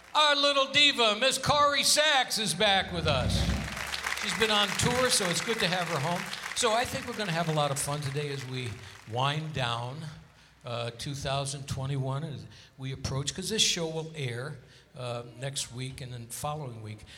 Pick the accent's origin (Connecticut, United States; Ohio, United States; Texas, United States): Connecticut, United States; Hartford; now in Las Vegas, United States; Hartford, Connecticut, my hometown.